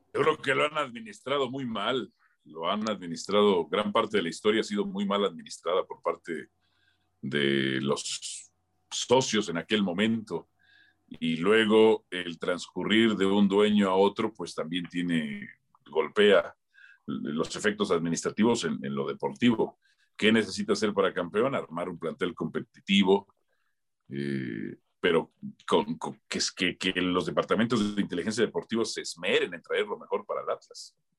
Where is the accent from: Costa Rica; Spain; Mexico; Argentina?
Mexico; Mexico City; moved away; also born or lived in Tlalnepantla, State of Mexico / Pedregal; yo soy de Miscuac